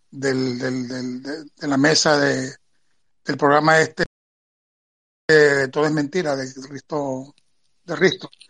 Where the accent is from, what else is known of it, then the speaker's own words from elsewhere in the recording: Venezuela; moved away as an adult; now in Spain; toda mi vida viviendo en, Venezuela, pero nacido aquí en España y, retornado hace cuatro.